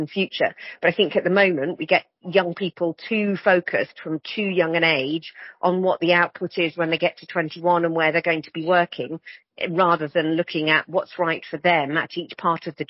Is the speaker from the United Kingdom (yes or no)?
yes; the Northeast, North East England, United Kingdom; I grew up in the Northeast.